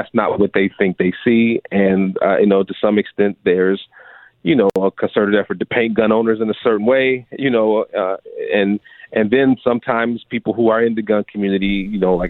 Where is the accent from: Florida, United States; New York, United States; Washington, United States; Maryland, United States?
New York, United States; Buffalo; now in Tennessee, United States; I grew up in Buffalo, New York.